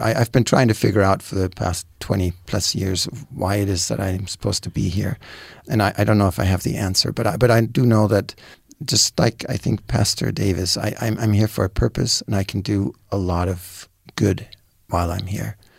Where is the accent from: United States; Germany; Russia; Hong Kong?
Germany; moved away; I'm from Germany